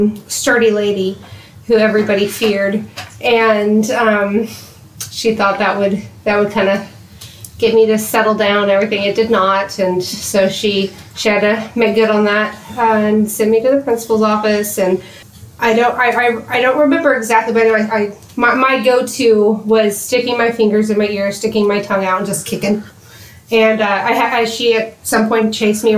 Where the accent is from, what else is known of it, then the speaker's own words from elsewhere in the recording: Oklahoma City, Oklahoma, United States; also born or lived in Colorado; I am from the Oklahoma City area. Kind of bounced while I was from east of Oklahoma City growing up